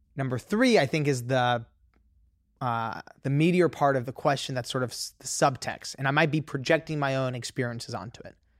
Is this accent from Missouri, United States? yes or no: no; Los Angeles, California, United States; I grew up in Los Angeles